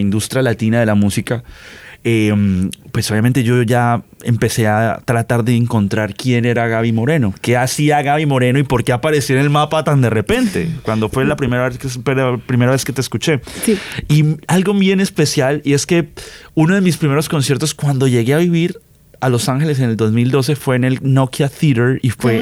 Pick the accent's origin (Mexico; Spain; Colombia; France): Colombia; yo soy colombiano